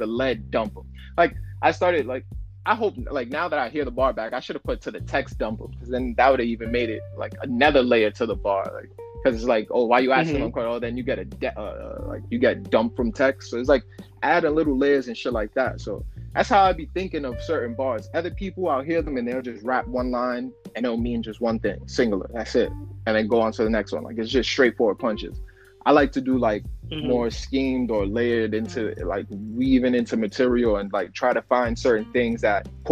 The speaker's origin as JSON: {"language": "English", "region": "New York", "country": "United States", "said": "I'm from New York."}